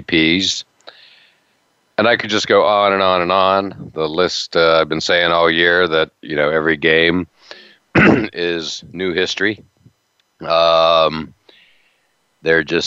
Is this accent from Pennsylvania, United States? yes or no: yes; Western Pennsylvania, United States; moved away; growing up in Western Pennsylvania